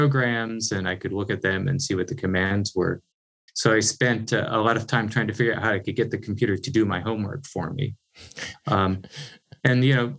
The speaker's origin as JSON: {"language": "English", "region": "Northeast Iowa", "country": "United States", "tie": "born or raised there", "said": "I grew up on a small farm in Northeast Iowa, really pretty far from any technology like we think about it today"}